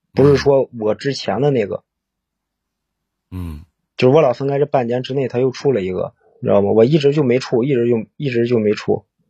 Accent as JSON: {"language": "Chinese", "town": "Cangzhou", "region": "Hebei", "country": "China", "said": "我是沧州的"}